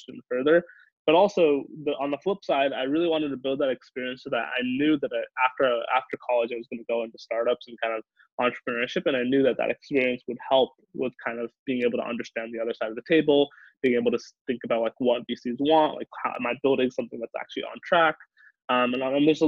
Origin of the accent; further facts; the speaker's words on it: the Valley, California, United States; moved away as an adult; also born or lived in Boston; I grew up in the Valley, so I've grown up kind of seeing tech